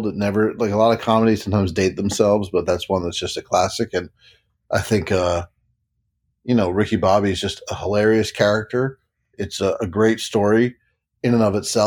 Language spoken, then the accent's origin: English; New Jersey, United States; now in New York, United States; I am from New Jersey originally and now living in New York